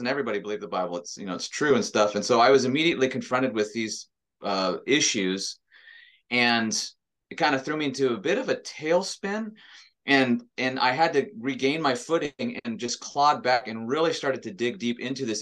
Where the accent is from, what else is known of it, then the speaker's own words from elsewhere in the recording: Montana, United States; I grew up in Montana